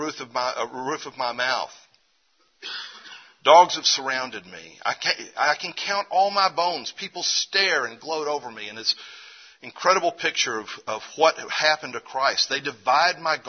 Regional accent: Memphis, Tennessee, United States; we were raised to do in Memphis, Tennessee.

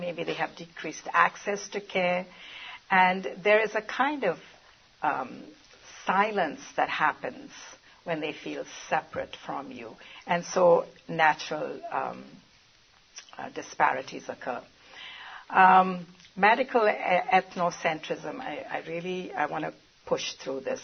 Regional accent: India; moved away as an adult; now in United States; I'm from India originally, but have been in the United States for 46 years.

